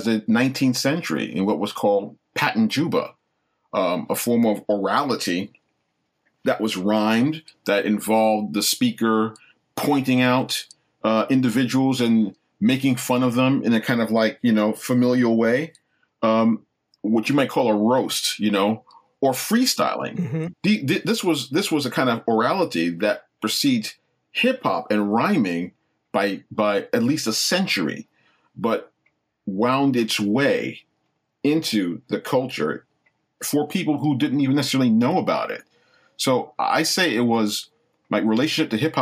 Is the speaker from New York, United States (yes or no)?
yes; Long Island, New York, United States; also born or lived in Brooklyn; When I was just around 8 years old, we moved out to Long Island